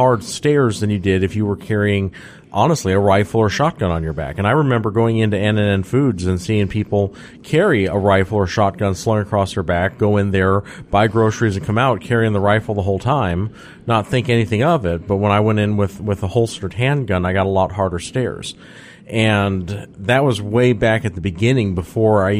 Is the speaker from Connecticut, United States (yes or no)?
no; Alaska, United States; now in Georgia, United States; I come from Alaska where they don't have to do any of that sort of garbage